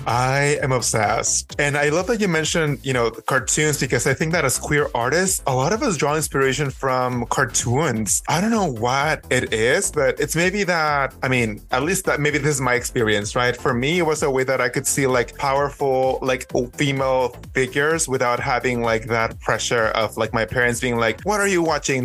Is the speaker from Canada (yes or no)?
no; Mexico; now in Los Angeles, United States; I grew up in Mexico